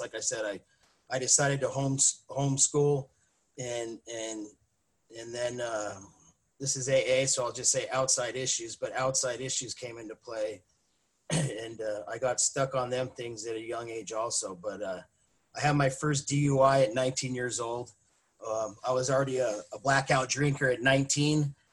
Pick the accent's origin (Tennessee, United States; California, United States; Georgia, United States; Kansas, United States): California, United States; Mission Viejo; moved away as an adult; now in Lake Elsinore, United States; I grew up in Mission Viejo. Uh, I lived there most of my life